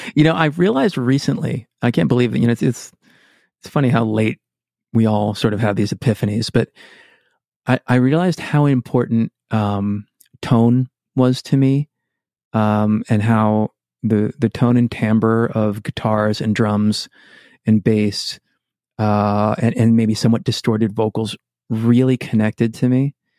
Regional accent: Shrewsbury, Massachusetts, United States; moved away as an adult; also born or lived in Boston / New York City; I grew up in Worcester, Massachusetts

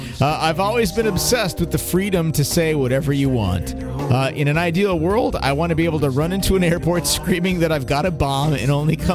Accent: United Kingdom; I'm a Brit fag, and I had a quick perusal of the casual encounters

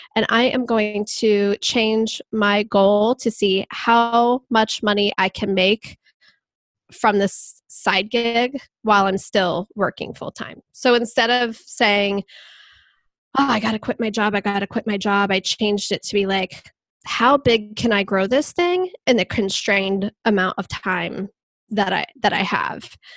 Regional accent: Columbus, Ohio, United States; I'm from Columbus, Ohio, and I am a web designer

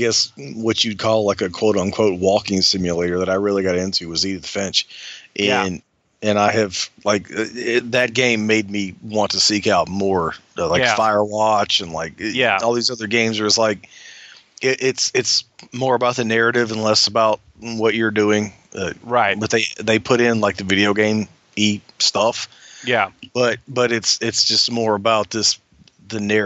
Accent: Alabama, United States; growing up in Alabama

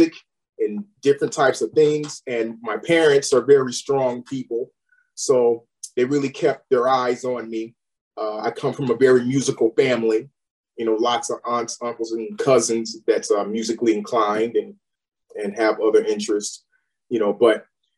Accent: Chicago, Illinois, United States; moved away as an adult; now in Los Angeles, United States; growing up on the West Side of Chicago, you know, back then in the 80s

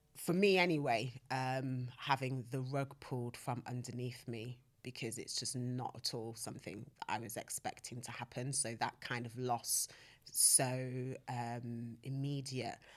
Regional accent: Nottingham, East Midlands, United Kingdom; now in London, United Kingdom; I'm from Nottingham

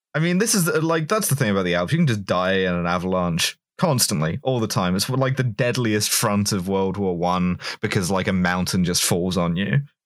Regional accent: England, United Kingdom; as an English woman

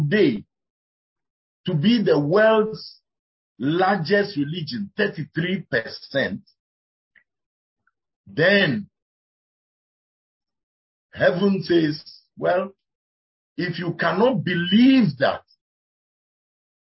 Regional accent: Volta, Ghana; I come from the Volta region of Ghana

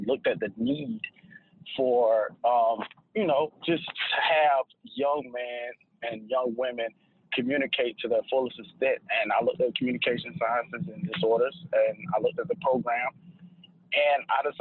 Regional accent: High Point, North Carolina, United States; born or raised there; also born or lived in Greensboro, North Carolina

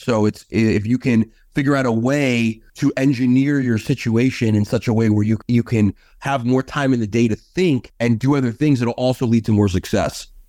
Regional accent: New York City, New York, United States; now in Los Angeles, United States; my friends that I had growing up in New York

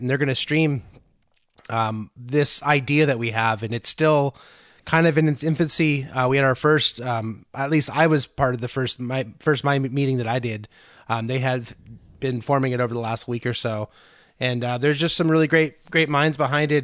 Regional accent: Antioch, California, United States; I'm from Antioch originally, which is about 20 miles from Concord

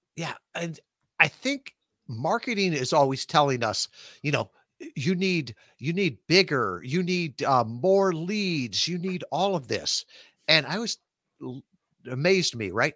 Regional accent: Midwest, United States; moved away as an adult; a Midwestern kid, never been more than a hundred miles from my hometown

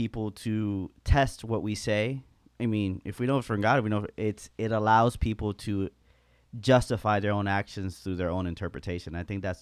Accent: United States; us as specifically American Christians

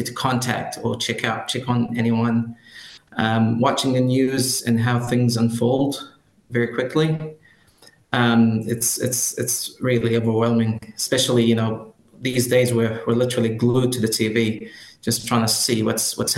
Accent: Khan Yunis, Gaza Strip, Palestine; now in New Zealand; I come from Gaza. Come from the east part of Khan Yunus

